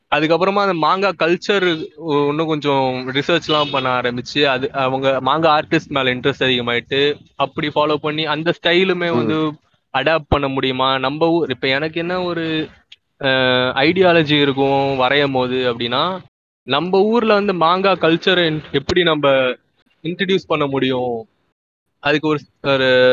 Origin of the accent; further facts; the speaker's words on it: Chennai, Tamil Nadu, India; மண்ணடியில தான் I was born and brought up ஸ்கூலிங்லாம் அங்கே தான் படித்தேன்